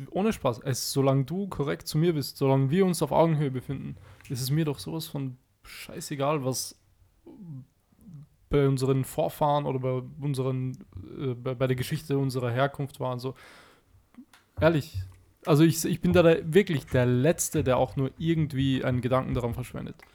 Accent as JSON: {"language": "German", "country": "Austria", "tie": "born or raised there", "said": "ich bin in Österreich geboren, so, ich, ich lebe hier, ich bin hier, ich durfte hier aufwachsen."}